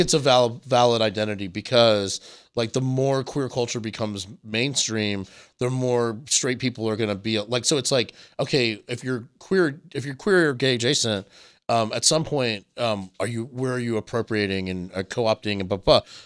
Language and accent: English; Myrtle Beach, South Carolina, United States; the one gay bar in the town where I grew up in Myrtle Beach